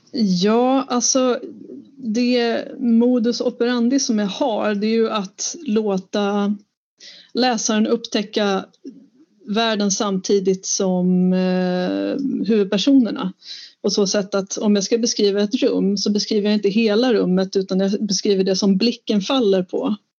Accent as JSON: {"language": "Swedish", "country": "Sweden", "said": "Jag kan ju göra det som vit svensk"}